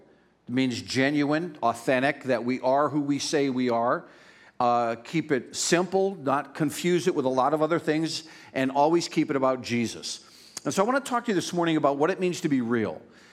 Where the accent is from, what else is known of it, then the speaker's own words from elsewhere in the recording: Pennsylvania, United States; I was raised in Northeast Pennsylvania